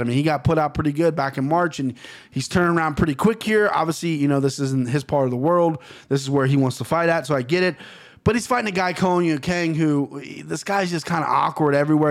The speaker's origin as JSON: {"language": "English", "country": "United States", "said": "I'm American."}